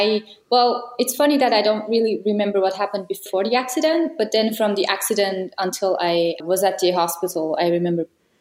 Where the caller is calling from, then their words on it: Kriens, Lucerne, Switzerland; Hello, I'm here in Kriens in Switzerland.